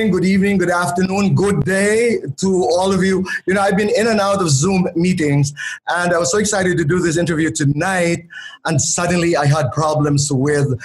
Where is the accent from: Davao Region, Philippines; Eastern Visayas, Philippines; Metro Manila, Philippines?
Eastern Visayas, Philippines; Borongan; also born or lived in Manila; I come from Borongan, Eastern Samar. I came to Manila to study. Tatay and Nanay brought me to the Ateneo de Manila University.